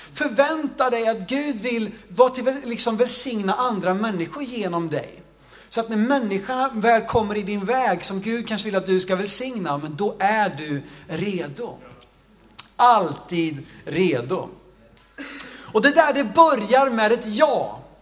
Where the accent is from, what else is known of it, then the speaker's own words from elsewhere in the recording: Sweden; jag växte upp i Jo